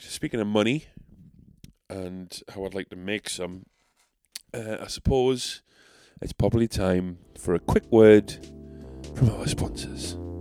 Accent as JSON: {"language": "English", "town": "South Shields", "region": "North East England", "country": "United Kingdom", "accent": "South Shields", "said": "I'm so South Shales"}